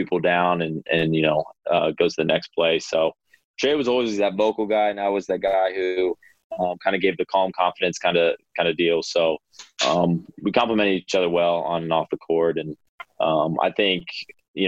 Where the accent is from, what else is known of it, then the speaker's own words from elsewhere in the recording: Ohio, United States; I'm from Ohio.